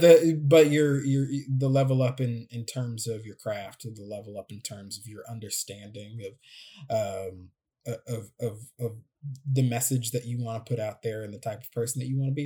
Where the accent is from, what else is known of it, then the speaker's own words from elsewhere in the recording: Midwest, United States; I'm speaking from the Midwest.